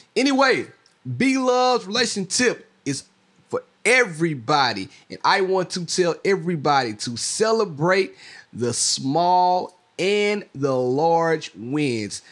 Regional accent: Mississippi, United States; I'm from Mississippi

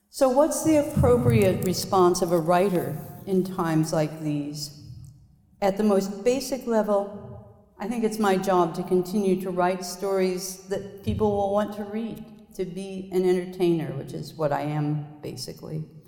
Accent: Lawrence, Kansas, United States; my hometown, Lawrence, Kansas

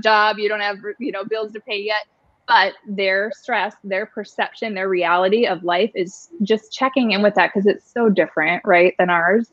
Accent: Superior, Wisconsin, United States; now in Arizona, United States; I am from a small town, um, Superior, Wisconsin. People think I'm Canadian all the time.

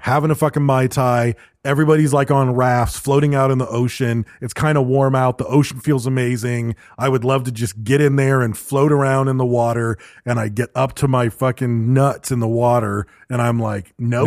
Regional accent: Michigan, United States; growing up in Michigan

